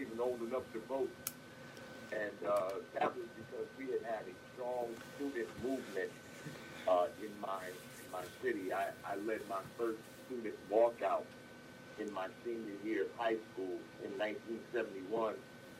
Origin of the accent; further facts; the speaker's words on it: Newark, New Jersey, United States; Yes, I am, I was raised in Newark, New Jersey, in the heart of the Central Ward, which is historic, where the historic black community of Newark, New Jersey, has always been located. I was born there at a time